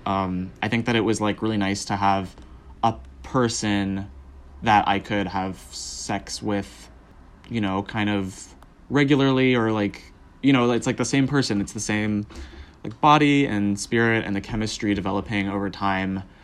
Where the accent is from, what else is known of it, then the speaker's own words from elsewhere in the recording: Southern California, United States; I grew up in Southern California